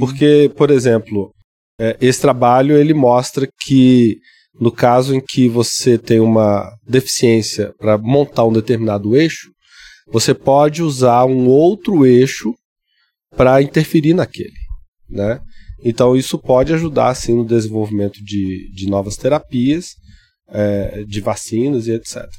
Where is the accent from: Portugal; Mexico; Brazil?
Brazil; Ouro Preto, Minas Gerais; eu, cresci em Cachoeira do Campo, que é interior é, de Ouro Preto